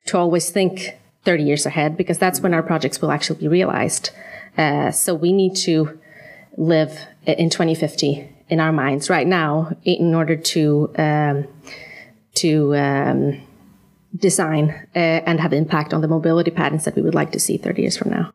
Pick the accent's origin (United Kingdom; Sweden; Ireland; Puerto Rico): Sweden; moved away as an adult; also born or lived in United States / New York; now in Copenhagen, Denmark; I'm from Sweden, uh, where I was trained as an architect.